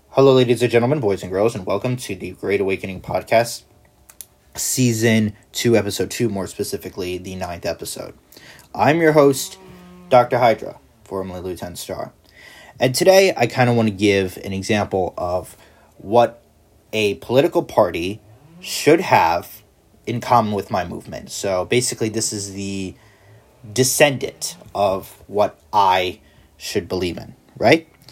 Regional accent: United States; I'm an American

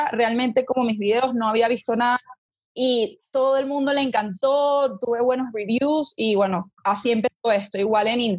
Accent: Venezuela; moved away as an adult; now in Bogotá, Colombia; yo soy venezolana, por eso conozco a Lele desde que éramos chiquitas. Eh, estudiamos en el mismo colegio eh, yo decidí venirme a Las Javeriana, a Bogotá, Colombia, a estudiar odontología

